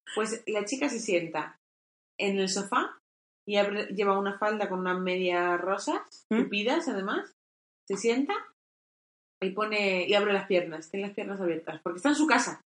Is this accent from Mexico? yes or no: no; Castilla-La Mancha, Spain; lo que ha sido donde nosotros nos hemos criado